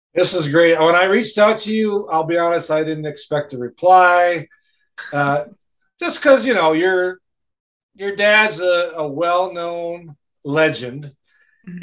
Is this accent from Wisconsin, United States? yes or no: yes; Rice Lake, Wisconsin, United States; I'm from Rice Lake, Wisconsin.